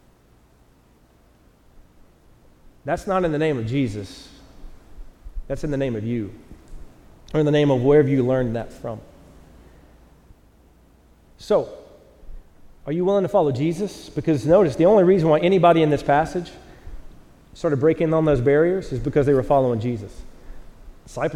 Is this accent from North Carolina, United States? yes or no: yes; North Carolina, United States; moved away; I'm from the South, North Carolina